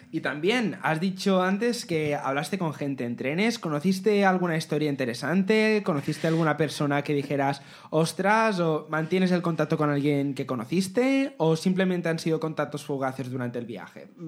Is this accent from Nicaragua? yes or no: no; Majorca, Balearic Islands, Spain; en Mallorca piensa que solo tenemos dos embalses de agua